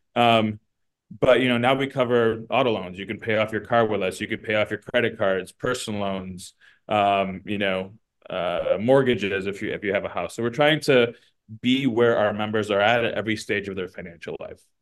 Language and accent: English; Midwest, United States; we're from the Midwest, um, raised by you know first gener like a immigrant uh, mother